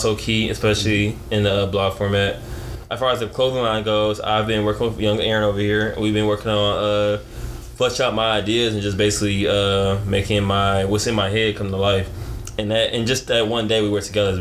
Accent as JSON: {"language": "English", "region": "Michigan", "country": "United States", "moved": "yes", "lives_now": "Arizona, United States", "said": "I'm from Michigan"}